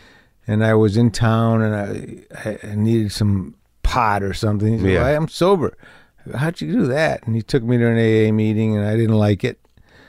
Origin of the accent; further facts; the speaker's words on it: Detroit, Michigan, United States; Which was me and my friends growing up in Detroit and LA, in Detroit in the late, early 70s, getting into some trouble.